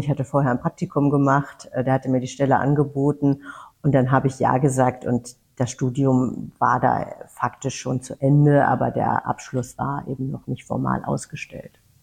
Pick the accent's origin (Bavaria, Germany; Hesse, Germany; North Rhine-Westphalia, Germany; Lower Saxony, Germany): Hesse, Germany; Weißenborn; moved away; das ist meine Heimat definitiv